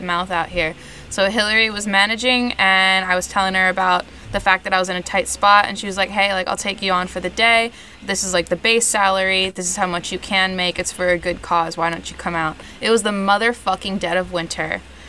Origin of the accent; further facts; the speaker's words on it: New York City, New York, United States; Happy to be in my city.